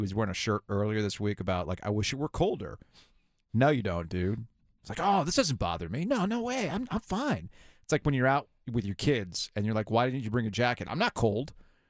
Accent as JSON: {"language": "English", "region": "South Florida", "country": "United States", "tie": "born or raised there", "said": "I grew up in South Florida."}